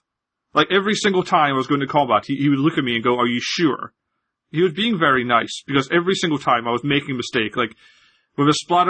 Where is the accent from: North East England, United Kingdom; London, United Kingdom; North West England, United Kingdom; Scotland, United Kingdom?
Scotland, United Kingdom; So, I apologize for my accent. I'm definitely Scottish. My parents were Scottish. My grandparents were all Scottish. I've only ever lived in Scotland, but I sound like this, so.